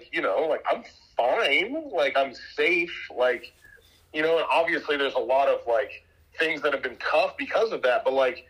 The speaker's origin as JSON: {"language": "English", "town": "White Plains", "region": "New York", "country": "United States", "tie": "born or raised there", "moved": "yes", "lives_now": "Austin, United States", "said": "I was born and raised in White Plains, New York"}